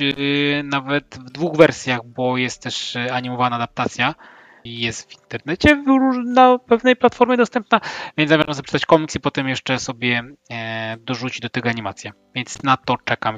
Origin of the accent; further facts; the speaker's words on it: Łódź, Łódź Voivodeship, Poland; pochodzę z Łodzi, miasta w, w Łukniarzy i Włókniarek